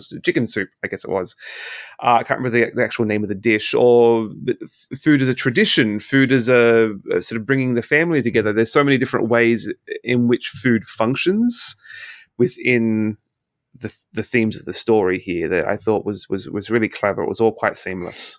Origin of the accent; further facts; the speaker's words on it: Australia; moved away as an adult; now in Canada; in Australia, where I, where I'm from